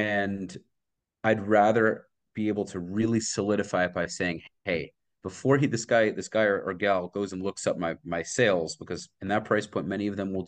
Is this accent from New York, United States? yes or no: yes; Brooklyn, New York, United States; Like I said, I'm originally from Brooklyn. I moved here 5 years ago.